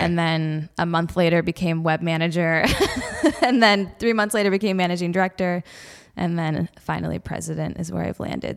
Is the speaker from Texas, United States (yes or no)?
no; Detroit, Michigan, United States; I grew up in the Midwest. Love the Midwest. I'm from Detroit area originally.